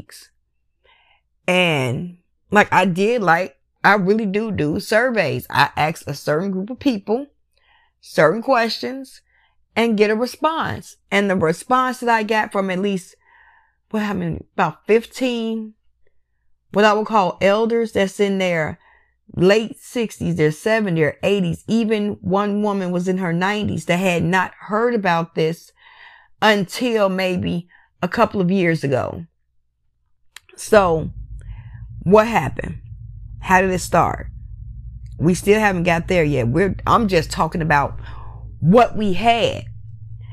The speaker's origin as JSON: {"language": "English", "town": "Chicago", "region": "Illinois", "country": "United States", "said": "I'm from Chicago"}